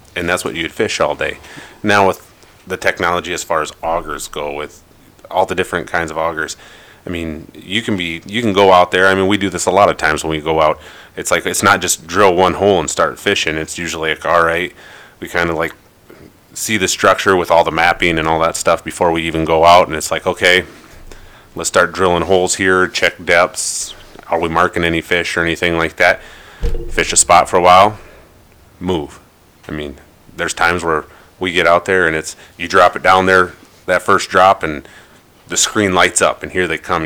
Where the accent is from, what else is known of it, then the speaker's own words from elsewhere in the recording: Ellsworth, Minnesota, United States; I grew up in Ellsworth, Minnesota